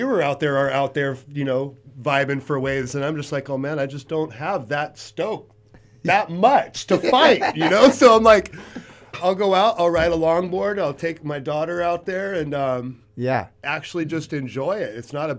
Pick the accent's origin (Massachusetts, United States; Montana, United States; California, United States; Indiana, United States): California, United States; Ventura; I grew up on the East End over off of Pettit.